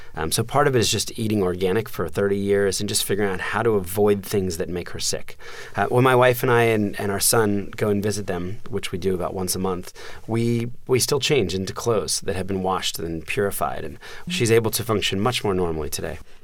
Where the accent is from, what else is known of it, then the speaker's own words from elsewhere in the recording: suburbs of New Jersey, United States; also born or lived in Philadelphia, Pennsylvania; when I was four, um, we moved from Philadelphia to the suburbs of, of New Jersey